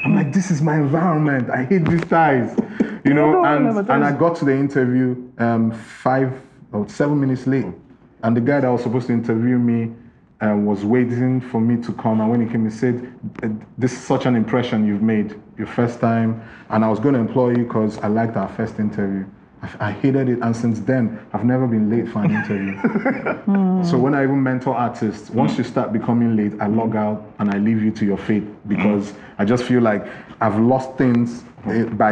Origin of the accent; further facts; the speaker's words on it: Lagos, Nigeria; moved away as an adult; also born or lived in London; I'm from Lagos.